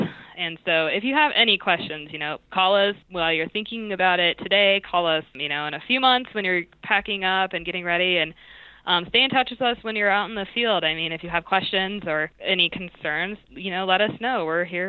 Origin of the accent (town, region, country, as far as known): Wyoming, United States; born or raised there